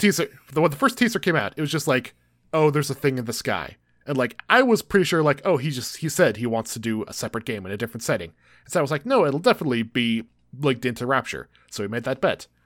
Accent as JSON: {"language": "English", "country": "United States", "said": "we're from America"}